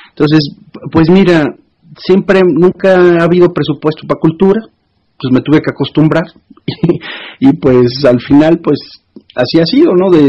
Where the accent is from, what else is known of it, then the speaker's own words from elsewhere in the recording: Córdoba, Veracruz, Mexico; una posibilidad de trabajar en comunicación social de la ciudad natal de donde yo soy, Córdoba, gobernada por Acción Nacional en aquel momento